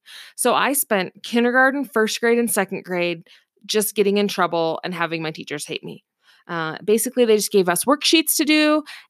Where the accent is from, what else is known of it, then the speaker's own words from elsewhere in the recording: Seattle, Washington, United States; my educational history is I grew up in the Seattle, Washington area.